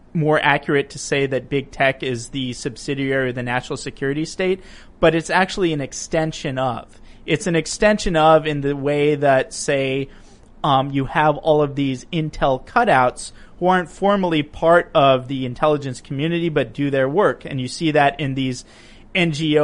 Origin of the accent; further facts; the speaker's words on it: United States; Being an American